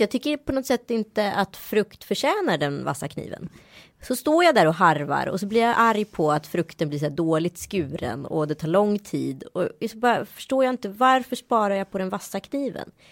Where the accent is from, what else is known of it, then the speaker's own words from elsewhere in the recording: Sweden; accent: not fully Stockholm; moved away; also born or lived in India / Örebro / west coast of Sweden; jag kanske har en dialekt som inte är helt stockholmsk så det kan ju vara så här frågan var jag har vuxit upp och då är det så här Örebro eller västkusten